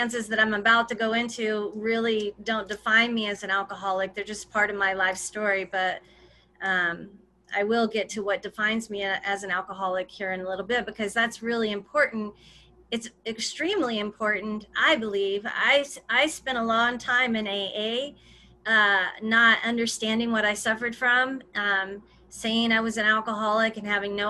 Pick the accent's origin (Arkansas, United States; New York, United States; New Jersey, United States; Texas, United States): Arkansas, United States; I grew up in Arkansas, in a little bitty town, like 1500 people where I grew up.